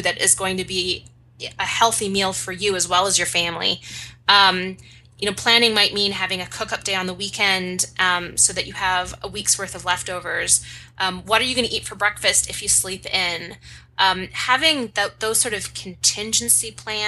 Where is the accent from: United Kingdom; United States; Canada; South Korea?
Canada; I am Canadian